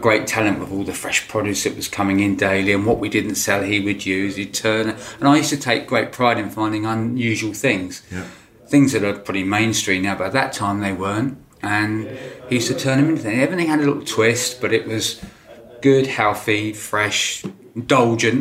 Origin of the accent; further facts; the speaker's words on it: Lewes, South East England, United Kingdom; Mother and father had a fruit farm nursery just outside Lewis. And I grew up on that fruit farm